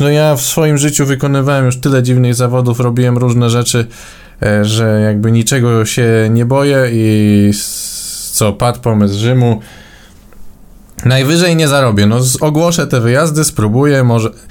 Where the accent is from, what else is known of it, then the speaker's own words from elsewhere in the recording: Warsaw, Masovian Voivodeship, Poland; u nas w Warszawie